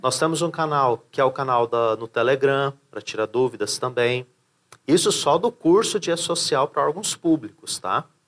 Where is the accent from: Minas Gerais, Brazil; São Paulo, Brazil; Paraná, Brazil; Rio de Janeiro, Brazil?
São Paulo, Brazil; Hoje estou em Santa Catarina, né? Sou de São Paulo